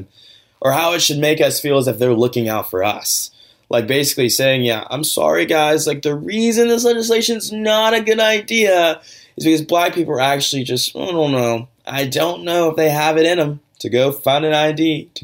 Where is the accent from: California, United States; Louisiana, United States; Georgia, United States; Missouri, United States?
Georgia, United States; my home state of Georgia